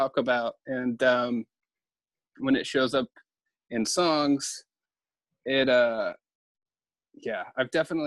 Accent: the South, United States; growing up in the South

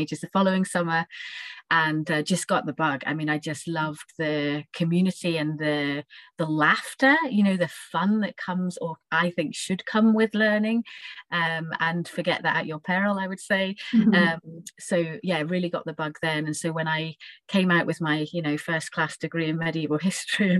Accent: Stornoway, Scotland, United Kingdom; moved away as an adult; also born or lived in Fife / St Andrews / Edinburgh; I grew up in Fife and then in Stornoway in the Outer Hebrides

